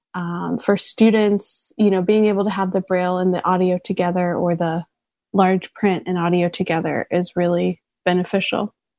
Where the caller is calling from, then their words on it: New York City, New York, United States; I'm calling in from Brooklyn, New York